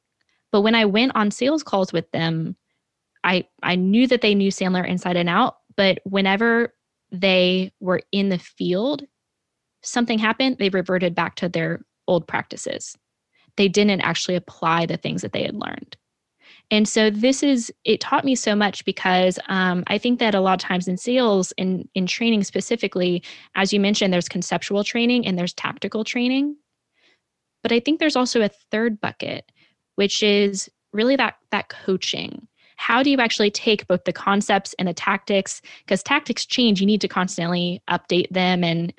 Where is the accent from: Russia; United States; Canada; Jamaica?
United States; New York; something, of course, I know more than anyone because I'm a New Yorker